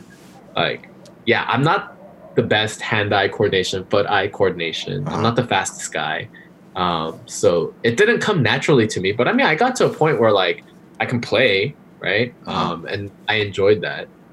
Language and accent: English; Glendale, California, United States; also born or lived in Korea / Irvine, California; grew up in Glendale pretty much all my life